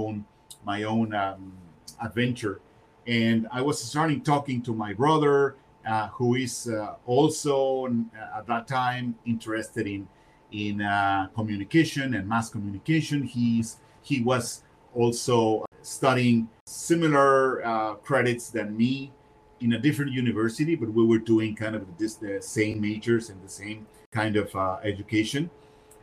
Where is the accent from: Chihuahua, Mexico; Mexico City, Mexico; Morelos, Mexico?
Mexico City, Mexico; moved away as an adult; also born or lived in Mérida, Yucatán, Mexico; now in United States; I was born in Mexico, in the city of Mérida, in the state of Yucatán. And my parents went to live in Mexico City, right, 5 or 6 years later